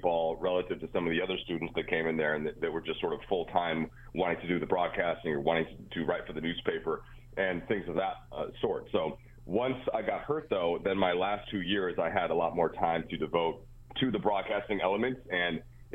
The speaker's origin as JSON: {"language": "English", "region": "Minnesota", "country": "United States", "tie": "born or raised there", "moved": "yes", "said": "I was growing up in Minnesota where there wasn't an NBA team"}